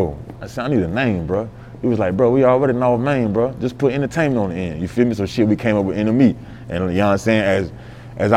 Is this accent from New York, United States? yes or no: no; Sumter, South Carolina, United States; I'm from North Main, you know what I'm saying? That's my side of town back in Sumter